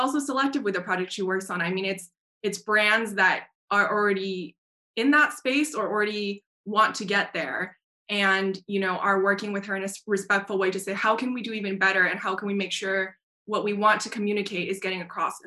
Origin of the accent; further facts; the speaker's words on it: Taiwan; moved away; also born or lived in United States; I'm Taiwanese American, and I remember growing up in Taiwan.